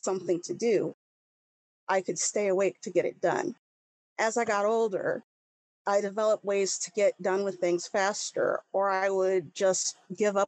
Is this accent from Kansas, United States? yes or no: yes; Leavenworth, Kansas, United States; also born or lived in Missouri / Leawood, Kansas; I've lived in Kansas for most of my life. I was raised in Leavenworth, Kansas